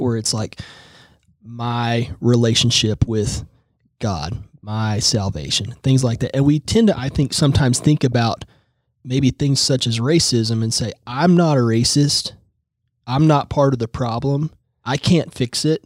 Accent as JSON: {"language": "English", "town": "Tulsa", "region": "Oklahoma", "country": "United States", "tie": "born or raised there", "said": "I am from Tulsa"}